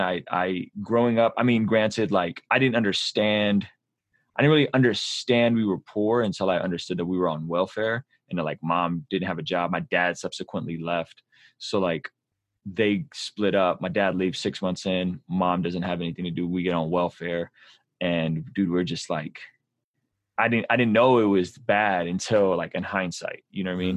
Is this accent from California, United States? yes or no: yes; San Diego, California, United States; English is a second language; also born or lived in Baku, Azerbaijan; We relocated to San Diego, which at the time was a predominantly Black, mm, Hispanic neighborhood